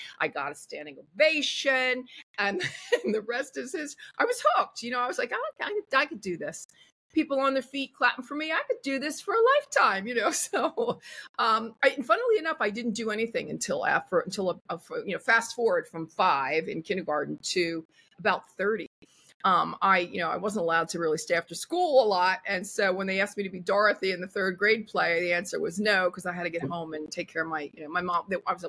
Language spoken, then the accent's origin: English; Philadelphia, Pennsylvania, United States; accent: Philly; moved away; also born or lived in Italy; I came from simple people, a row house in Philly, and then we moved to the suburbs. It was another row home there, and just, regular blue collar people.